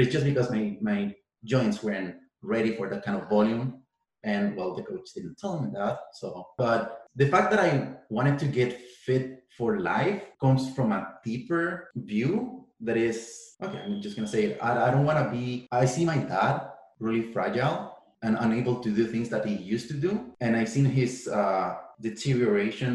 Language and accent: English; Chile; moved away as an adult; now in Canada; I essentially did all the sports I could do in my hometown